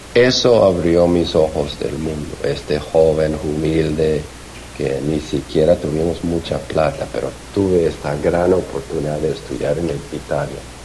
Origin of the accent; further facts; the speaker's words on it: Glendora, California, United States; also born or lived in Bogotá, Colombia; nací en Bogotá, pero crecí en, en Los Ángeles